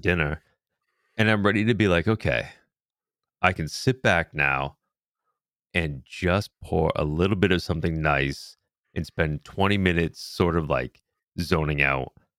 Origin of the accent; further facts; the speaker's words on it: New England, United States; growing up in New England style